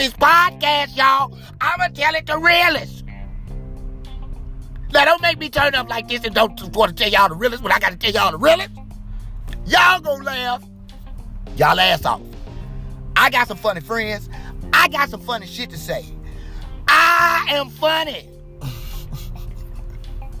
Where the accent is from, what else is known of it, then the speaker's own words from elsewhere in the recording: St. Louis, Missouri, United States; I'm born and raised in St. Louis